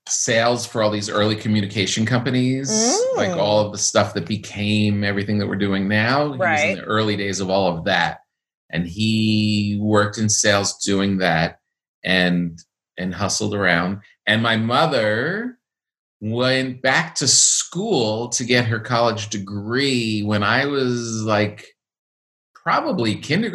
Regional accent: Park Ridge, New Jersey, United States; also born or lived in Passaic, New Jersey; I grew up in Park Ridge and Woodcliff Lake, which border Montvale.

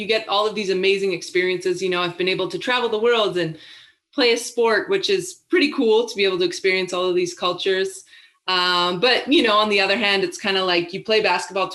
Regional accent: British Columbia, Canada; moved away as an adult; I did grow up with the Vancouver Grizzlies

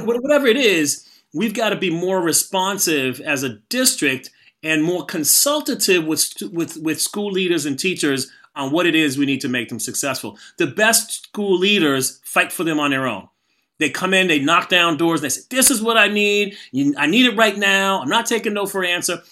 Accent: Boston, Massachusetts, United States; I'm from Boston

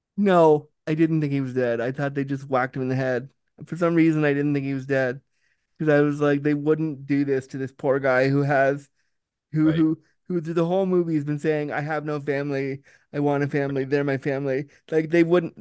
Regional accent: Canada; I'm from Canada

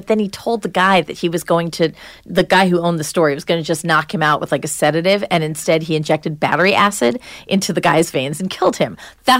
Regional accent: New Hampshire, United States; So, like right now in my home state, New Hampshire, we're trying really hard to overturn the death penalty

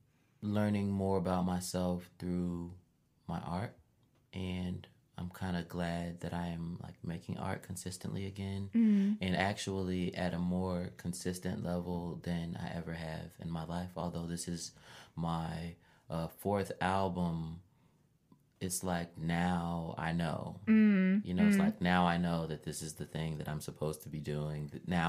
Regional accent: Chicago, Illinois, United States; I am the …, a rapper, librarian, born and raised in Chicago.

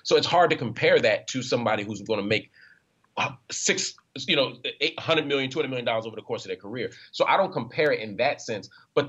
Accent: Philadelphia, Pennsylvania, United States; growing up in Philly

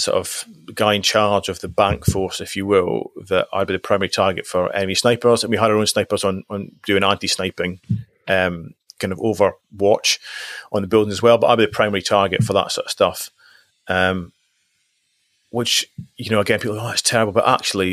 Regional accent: Highlands of Scotland, United Kingdom; also born or lived in Aberdeen; So I was brought up in the Highlands of Scotland. Initially I moved into Aberdeen for a couple of years before I left home.

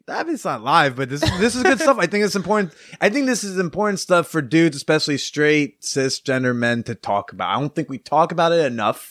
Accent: Bergen County, New Jersey, United States; I grew up in Bergen County, New Jersey.

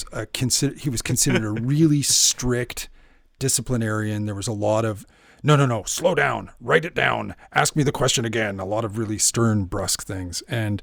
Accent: Canada; Is that because I'm Canadian

